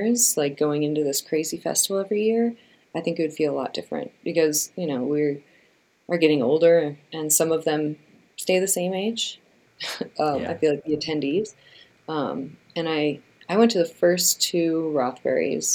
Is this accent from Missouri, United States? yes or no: no; Chicago, Illinois, United States; I grew up in the Midwest, I grew up in Chicago